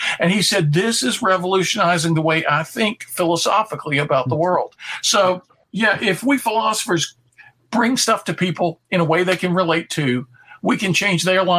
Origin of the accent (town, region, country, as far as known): the South, United States; accent: Southern